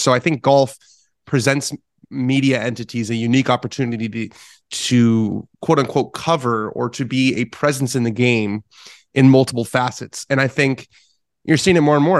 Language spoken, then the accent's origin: English; Southern California, United States; as a kid growing up in Southern California